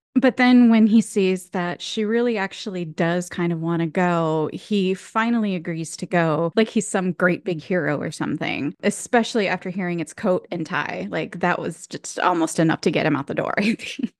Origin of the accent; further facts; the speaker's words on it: Michigan, United States; now in California, United States; I'm from Michigan originally